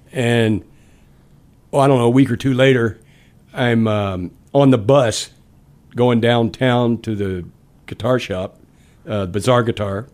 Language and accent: English; Dallas, Texas, United States; born or raised there; moved away; also born or lived in Baton Rouge, Louisiana / Detroit